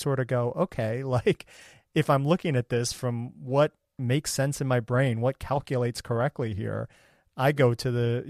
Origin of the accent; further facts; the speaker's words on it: Ohio, United States; I grew up in Ohio